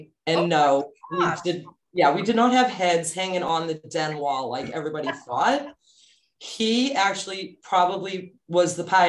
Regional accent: Melrose, Massachusetts, United States; moved away; I grew up in Melrose, Massachusetts.

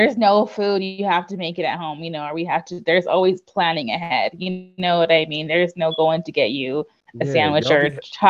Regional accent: Colorado, United States; I grew up in Colorado

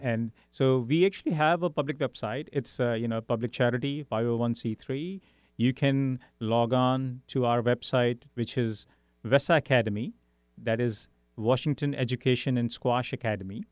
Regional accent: India; English is a second language; moved away as an adult; also born or lived in Europe; now in Seattle, United States; I grew up in India, then lived in Europe for five years

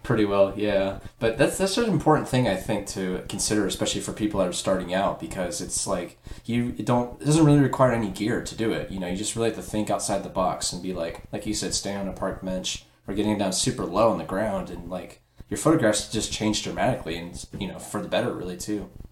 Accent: Dayton, Ohio, United States; I'm from Dayton

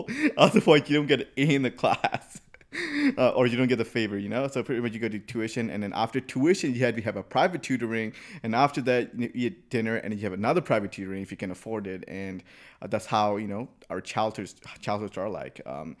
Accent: United States; I grew up here in the United States, you know, high school, freshman year, all the way through.

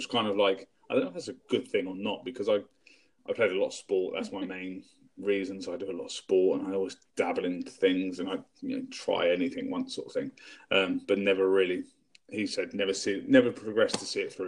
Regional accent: England, United Kingdom; I am English. So I'm UK.

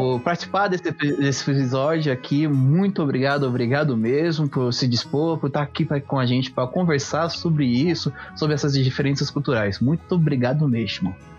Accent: Brazil; eu como brasileiro, eu como é, de uma cultura luso-brasileira

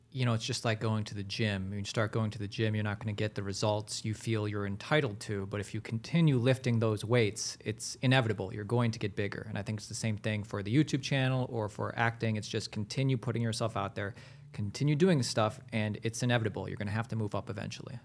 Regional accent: Ohio, United States; also born or lived in Hollywood; now in Los Angeles, United States; I'm from Ohio

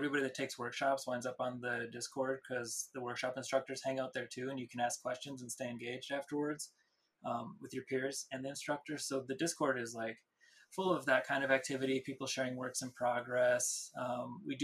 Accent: Minneapolis, Minnesota, United States; I grew up in Minneapolis

